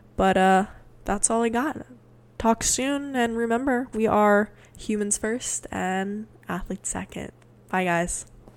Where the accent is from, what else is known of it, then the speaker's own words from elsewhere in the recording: Hawaii, United States; moved away as an adult; also born or lived in Portland, Oregon / Sweden; I'm originally from Hawaii also